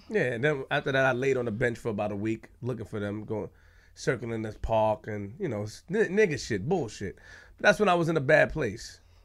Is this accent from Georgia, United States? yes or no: no; New York City, New York, United States; I'm from Queens, Linden and Farmers